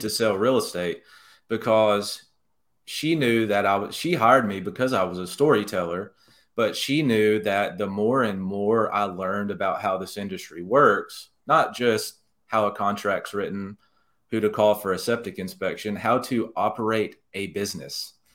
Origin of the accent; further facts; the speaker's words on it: Jasper, Alabama, United States; moved away as an adult; also born or lived in Mobile, Alabama; now in Birmingham, United States; my dad was actually the executive editor at my hometown newspaper in Jasper, the Daily Mountain Eagle